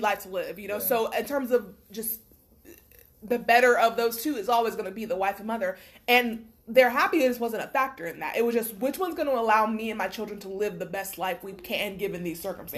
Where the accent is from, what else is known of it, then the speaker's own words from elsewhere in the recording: Florida, United States; I'm from Bumfuck, Florida